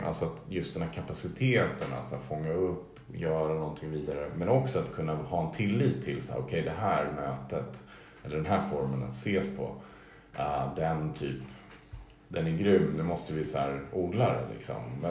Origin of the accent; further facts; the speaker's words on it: Stockholm, Stockholm County, Sweden; det var ändå mer som en så gradvis zon mellan det grönområde där jag växte upp och parken